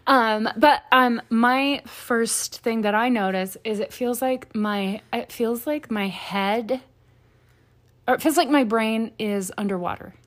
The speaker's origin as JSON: {"language": "English", "region": "the South", "country": "United States", "tie": "born or raised there", "said": "I grew up in the South"}